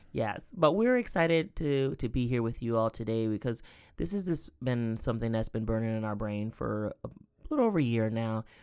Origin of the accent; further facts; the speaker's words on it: Sylvania, Georgia, United States; now in Columbus, United States; I grew up in Southeast Georgia, a little town called Sylvania, Georgia